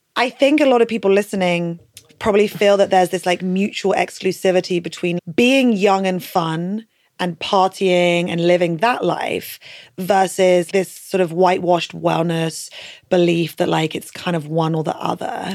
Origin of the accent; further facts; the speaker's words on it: United Kingdom; as British people